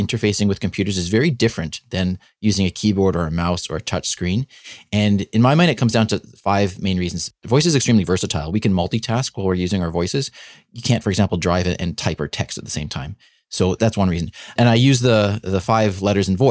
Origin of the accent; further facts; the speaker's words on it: Canada; being a Canadian physician